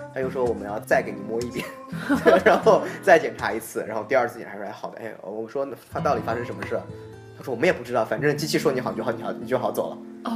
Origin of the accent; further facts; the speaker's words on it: China; 尤其我们中国人